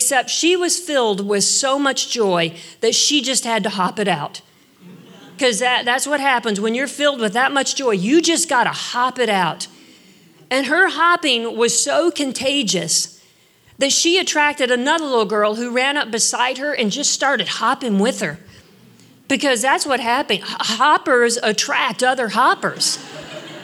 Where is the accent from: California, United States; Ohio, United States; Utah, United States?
Ohio, United States; Northeast; I grew up in Northeast Ohio, and we lived next to an old farmhouse